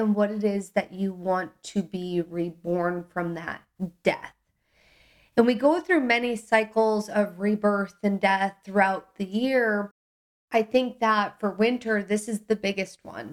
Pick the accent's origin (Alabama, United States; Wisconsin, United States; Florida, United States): Wisconsin, United States; Milwaukee; I grew up in the Midwest in Milwaukee, Wisconsin